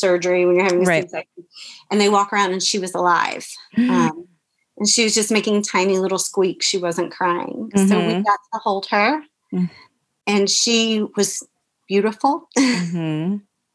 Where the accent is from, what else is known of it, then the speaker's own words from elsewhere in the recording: Florida, United States; the small little hospital we wanted to be at was here in my hometown